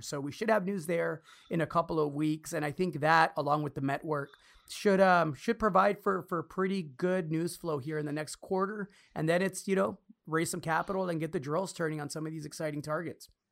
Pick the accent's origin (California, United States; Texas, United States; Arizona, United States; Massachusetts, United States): Texas, United States; Austin; here in my hometown